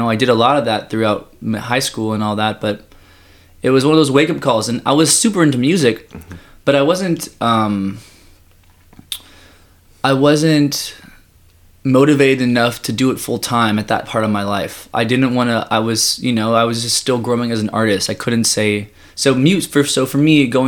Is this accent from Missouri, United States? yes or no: no; Los Angeles, California, United States; I was born in Woodland Hills, and I was born and raised here